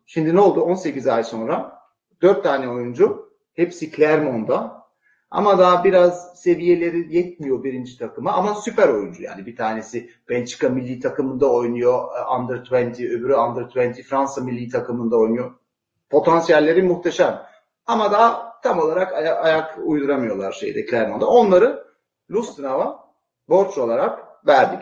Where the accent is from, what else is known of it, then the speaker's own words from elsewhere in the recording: Switzerland; annem Türk, babam İsviçreli ama doğma büyüme e, İsviçreliyim.